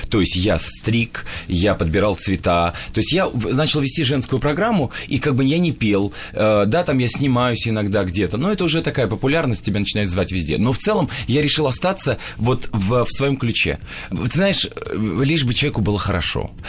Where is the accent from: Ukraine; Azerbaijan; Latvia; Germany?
Azerbaijan; Baku; moved away; я родился в Баку